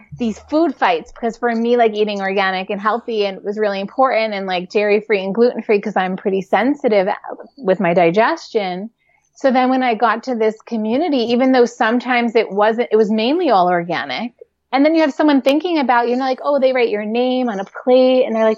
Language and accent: English; New York City, New York, United States; I grew up in New York City